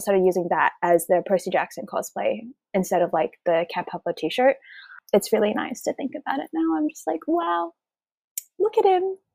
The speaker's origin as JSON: {"language": "English", "country": "Australia", "said": "I'm an Australian"}